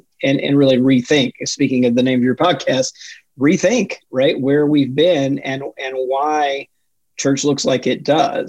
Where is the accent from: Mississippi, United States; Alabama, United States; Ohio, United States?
Mississippi, United States; Jackson; now in Maryland, United States; I grew up in Jackson, Mississippi, but my extended family is from Middle Georgia around Macon, Georgia, about an hour and a half south of Atlanta.